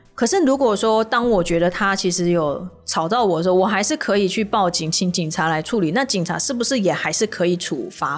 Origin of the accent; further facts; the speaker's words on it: Taipei, Taiwan; 我也是台北人啊